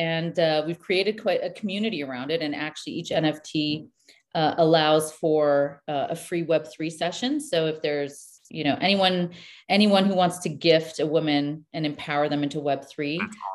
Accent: Canada; moved away; also born or lived in New York / Beirut, Lebanon; I'm born Canadian, but when we moved back to Canada

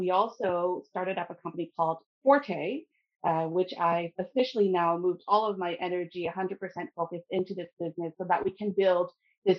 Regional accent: Ottawa, Ontario, Canada; moved away as an adult; now in Sudbury, Canada; I grew up in the Ottawa area within Canada

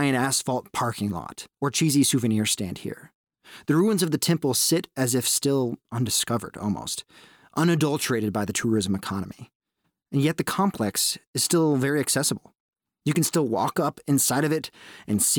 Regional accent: Texas, United States; an American who grew up in a small town in Texas

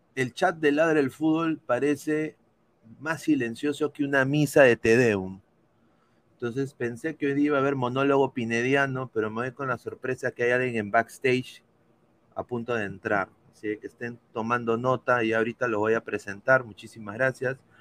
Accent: Peru; moved away; yo soy peruano

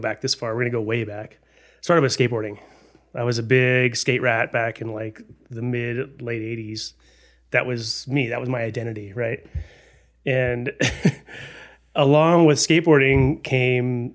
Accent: Texas, United States; now in Colorado, United States; I grew up in Texas

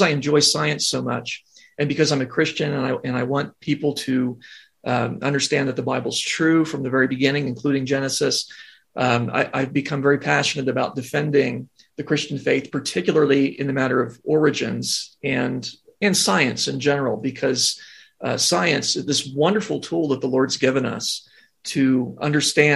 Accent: Ohio, United States; I grew up in Ohio

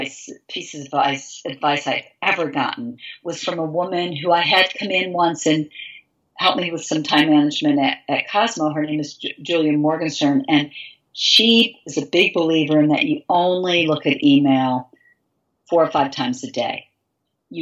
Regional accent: Glens Falls, New York, United States; moved away; I grew up in Glens Falls, New York

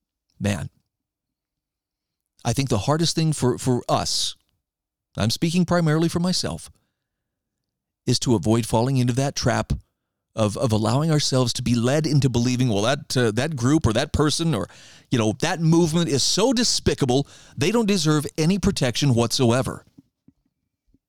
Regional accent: Idaho, United States; Case in point, there is a group in my home state of Idaho right now called Idaho Leaders United.

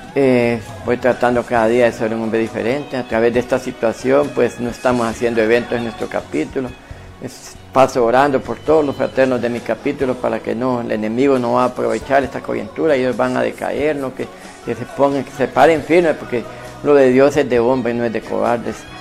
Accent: San José, Copán, Honduras; ese lugar de Vivistorio donde yo nací

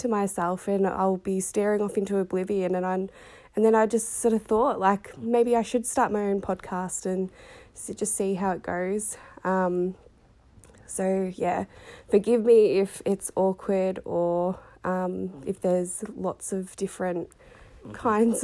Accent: Sunbury, Victoria, Australia; I am from Victoria, Australia. I live in Sunbury and I have done all of my life. Was born in the Sunbury Hospital

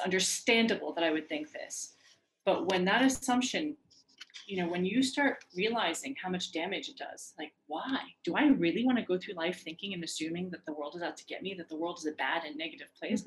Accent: Iran; moved away; I'm from Iran

